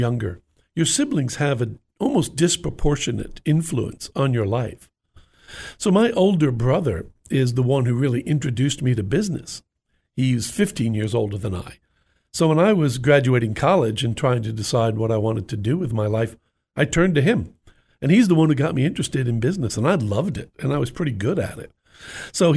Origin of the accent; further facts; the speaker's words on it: New York, United States; also born or lived in United Kingdom; I grew up in New York, and I was the youngest of six